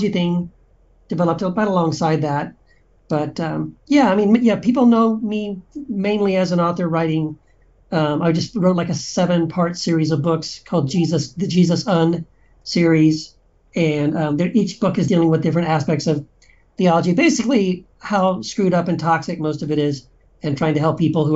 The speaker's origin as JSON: {"language": "English", "region": "Texas", "country": "United States", "tie": "born or raised there", "said": "I grew up in Texas"}